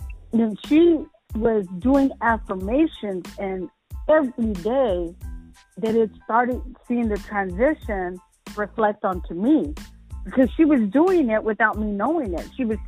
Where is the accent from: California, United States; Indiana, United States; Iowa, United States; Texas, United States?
Texas, United States; I'm from Texas.